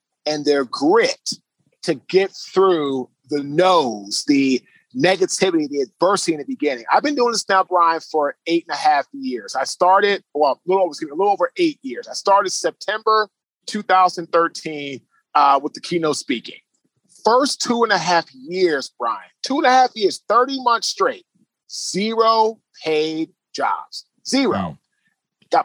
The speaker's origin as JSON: {"language": "English", "town": "Washington", "region": "District of Columbia", "country": "United States", "also_born_or_lived": "Baltimore, Maryland", "moved": "yes", "lives_now": "Raleigh, United States", "said": "So I'm originally from Washington, D.C. I currently now live in Raleigh, North Carolina"}